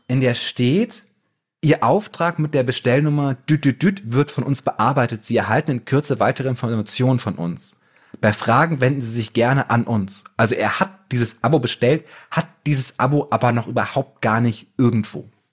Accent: Germany; wir so als Deutsche

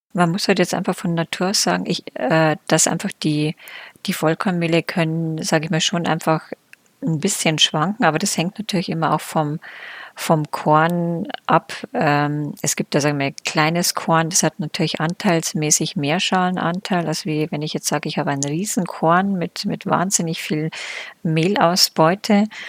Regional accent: Germany; Bei uns in Deutschland

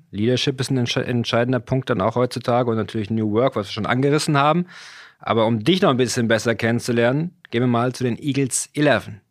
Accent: Rhineland, Germany; Ich bin Rheinländer. Rheinischer Sauerbraten.

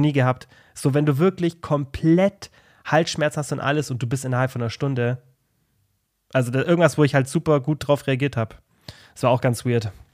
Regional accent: Germany; bei uns in Deutschland

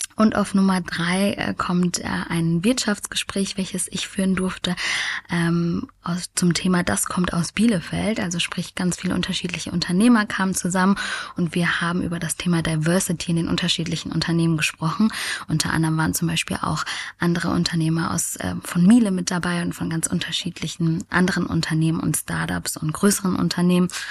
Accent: France; Ich als Französin

